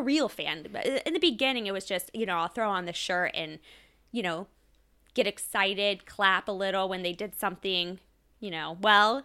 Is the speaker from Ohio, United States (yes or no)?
yes; Ohio, United States; I grew up in Ohio. I'm born and raised, I'm an Ohio girl